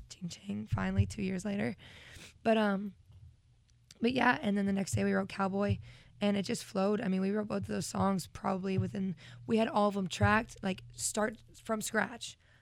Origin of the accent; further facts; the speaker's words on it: Vermont, United States; growing up in Vermont